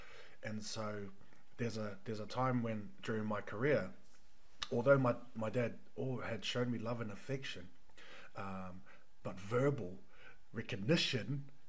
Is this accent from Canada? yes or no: no; New Zealand; for us being New Zealand born